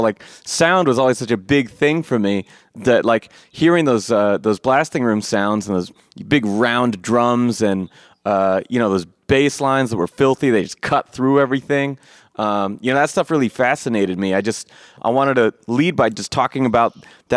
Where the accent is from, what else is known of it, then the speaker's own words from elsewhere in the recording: Eugene, Oregon, United States; I'm from Eugene, Oregon